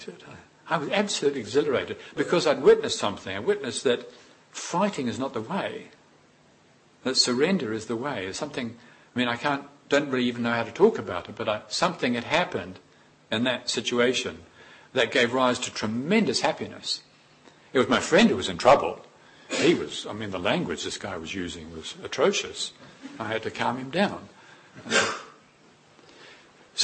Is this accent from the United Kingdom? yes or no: no; New Zealand; Growing up in New Zealand, we're always on the beach